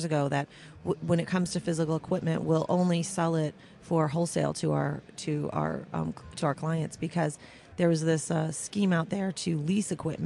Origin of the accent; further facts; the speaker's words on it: Midwest, United States; now in Las Vegas, United States; I'm from the Midwest